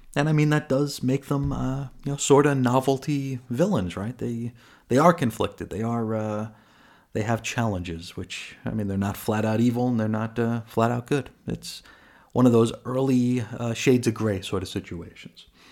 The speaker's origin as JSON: {"language": "English", "region": "New York", "country": "United States", "said": "I'm from New York"}